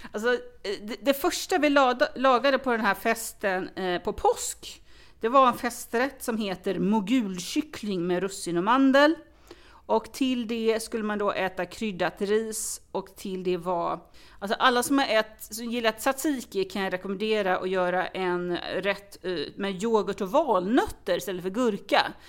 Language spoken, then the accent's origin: Swedish; Falkenberg, Halland County, Sweden; now in Stockholm, Sweden; jag kommer faktiskt från Falkenberg från början och har via vissa vägar hamnat i Stockholm